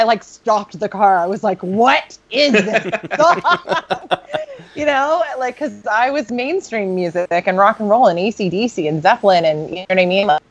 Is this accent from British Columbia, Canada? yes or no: no; Alberta, Canada; I grew up in Alberta.